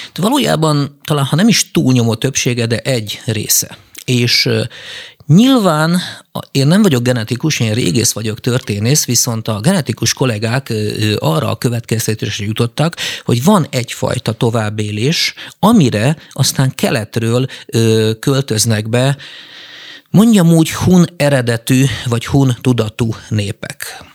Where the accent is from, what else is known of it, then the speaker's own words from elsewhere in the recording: Hungary; Magyarországról magyarok vagyunk